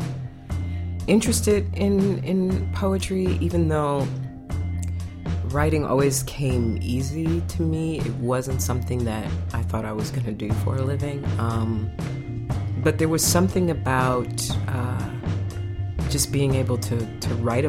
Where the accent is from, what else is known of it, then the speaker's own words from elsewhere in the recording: Evanston, Illinois, United States; I was born and raised in Evanston